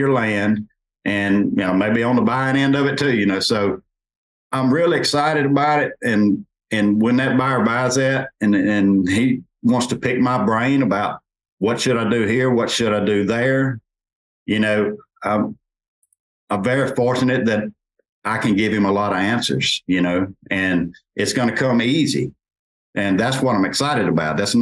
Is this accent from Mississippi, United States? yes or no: yes; Natchez, Mississippi, United States; my hometown, Natchez